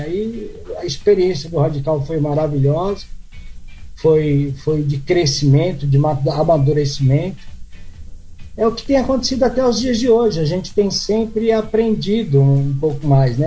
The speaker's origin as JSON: {"language": "Portuguese", "region": "São Paulo", "country": "Brazil", "moved": "as an adult", "lives_now": "Piratininga, Brazil", "said": "eu sou de São Paulo, capital"}